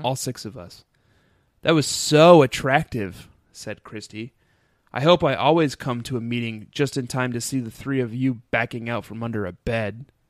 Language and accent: English; Colorado, United States; now in Brooklyn, United States; I grew up in Colorado